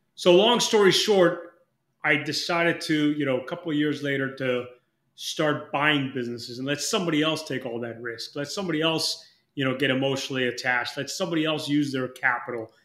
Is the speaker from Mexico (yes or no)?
yes; Mexico; moved away; I'm from Mexico originally. I'm dual citizen